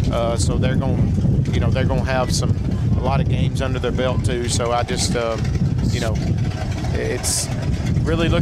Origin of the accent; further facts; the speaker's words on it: the Shoals area, Alabama, United States; ever since I can remember growing up in the Shoals area